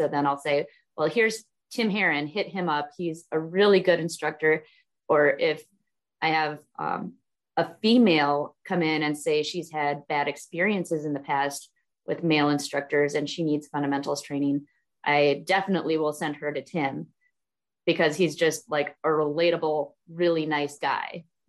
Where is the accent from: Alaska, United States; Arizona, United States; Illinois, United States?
Alaska, United States; born there; I love Alaska. Okay, well I was born in Alaska.